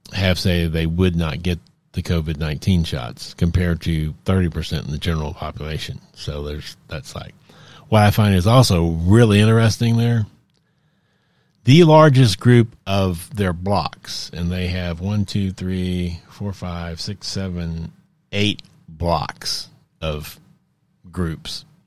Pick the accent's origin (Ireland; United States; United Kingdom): United States; the standard vaccines we were given as children growing up in America